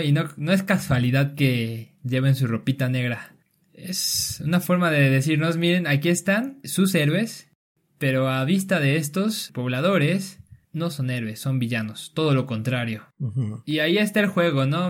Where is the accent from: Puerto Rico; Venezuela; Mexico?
Mexico; somos los mexicanos